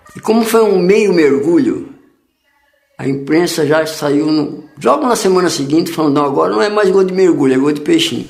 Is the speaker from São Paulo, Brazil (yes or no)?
yes; Lapa, São Paulo, Brazil; eu sou da Lapa